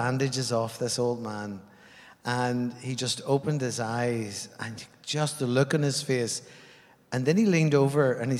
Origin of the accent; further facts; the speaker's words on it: Ireland; now in New Zealand; I come from Ireland, and I've been on the journey from Ireland for the last 30 years.